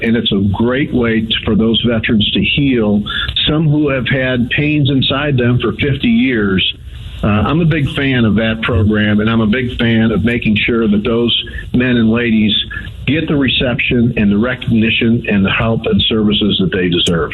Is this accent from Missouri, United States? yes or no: yes; St. Louis, Missouri, United States; I was born in North City, St. Louis, the youngest of six kids